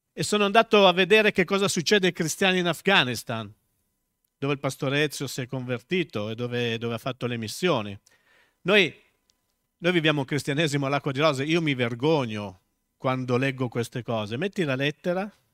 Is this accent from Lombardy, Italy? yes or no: yes; Milan, Lombardy, Italy; accent: Milanese; moved away as an adult; also born or lived in Tuscany; Dio non mi ha mai tolto l'accento milanese